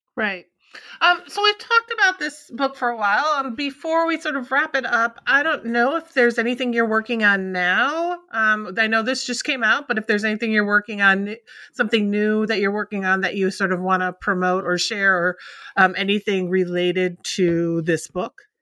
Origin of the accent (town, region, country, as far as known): Minnesota, United States; born or raised there